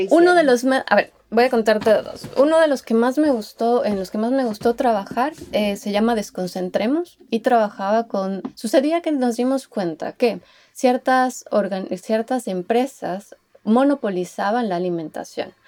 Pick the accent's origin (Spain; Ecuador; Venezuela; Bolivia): Ecuador; moved away as an adult; also born or lived in Netherlands / Utrecht, Netherlands; now in Helsinki, Finland; yo soy ecuatoriana, soy una diseñadora ecuatoriana